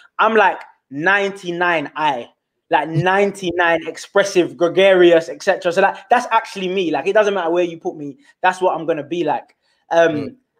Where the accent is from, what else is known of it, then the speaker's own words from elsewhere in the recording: London, United Kingdom; first language Twi; English is a second language; So I grew up in Southeast London. I'm a London born Ghanaian, born in this country